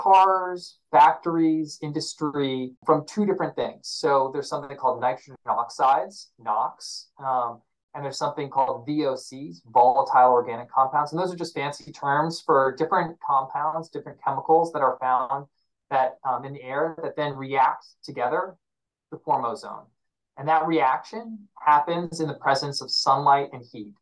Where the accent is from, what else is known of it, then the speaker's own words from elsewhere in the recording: Virginia, United States; I grew up in Virginia